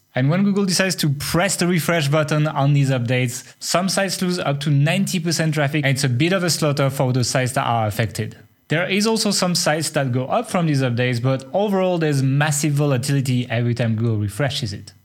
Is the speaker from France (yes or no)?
yes; France; accent: French; my French accent